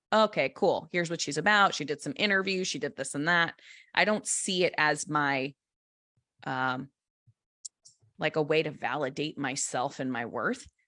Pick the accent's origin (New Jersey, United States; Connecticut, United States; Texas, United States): Connecticut, United States; moved away; I don't live there anymore, but I grew up in Connecticut.